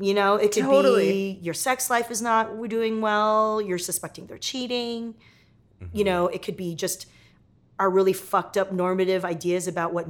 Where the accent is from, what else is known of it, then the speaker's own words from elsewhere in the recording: Torrance, California, United States; I grew up in Torrance down in Southern California here.